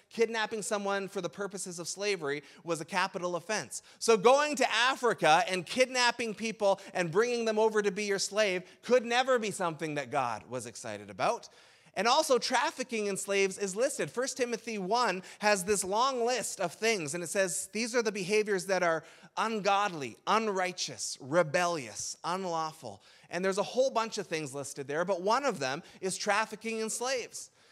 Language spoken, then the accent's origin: English; Canada; in Canada, we tend to borrow Thanksgiving